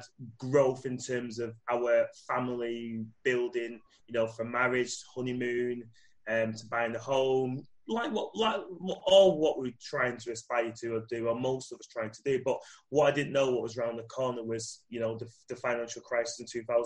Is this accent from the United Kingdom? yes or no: yes; Manchester, North West England, United Kingdom; I am from Manchester, UK, and I'm currently in Manchester, UK